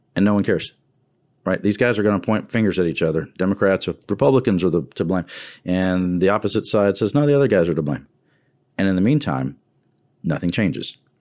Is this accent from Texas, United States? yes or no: yes; Wharton County, Texas, United States; I'm from that part of the state. I'm from Wharton County